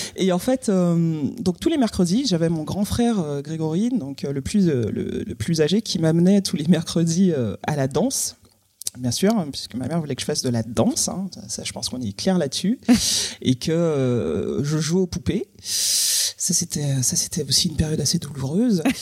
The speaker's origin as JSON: {"language": "French", "country": "Guadeloupe", "tie": "born or raised there", "moved": "as an adult", "said": "quand je suis partie de la Guadeloupe à 18 ans"}